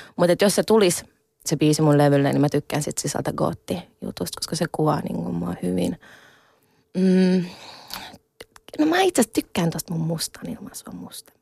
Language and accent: Finnish; Finland; mä oon itse siis ihan siis täysin suomalainen, että mä oon syntynyt Suomessa